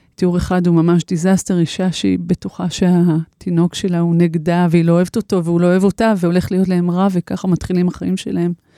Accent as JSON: {"language": "Hebrew", "town": "Shoeva", "region": "Jerusalem District", "country": "Israel", "tie": "born or raised there", "moved": "as an adult", "said": "אני גדלתי במושב שואבה"}